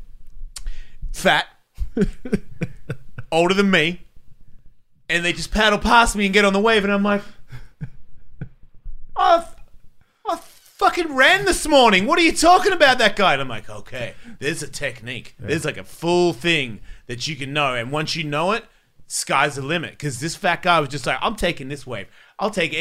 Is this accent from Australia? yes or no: yes; Australia; moved away; I'm from Australia